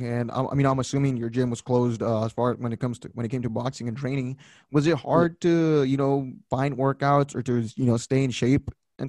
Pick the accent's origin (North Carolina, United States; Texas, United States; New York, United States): Texas, United States; Rio Grande Valley; I am from the Rio Grande Valley.